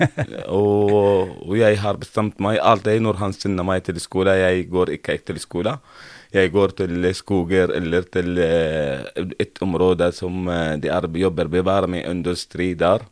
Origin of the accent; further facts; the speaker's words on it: Homs, Homs Governorate, Syria; first language Arabic; Norwegian is a second language; moved away as an adult; now in Norway; Jeg har vokst opp i Syria, i et område som heter Homs